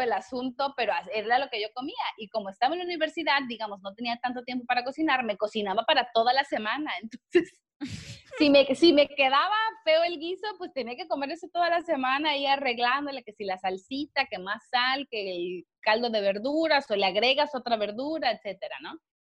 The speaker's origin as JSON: {"language": "Spanish", "town": "Villahermosa", "region": "Tabasco", "country": "Mexico", "also_born_or_lived": "Monterrey, Nuevo León / Puebla", "moved": "as an adult", "said": "yo soy de Villahermosa, Tabasco"}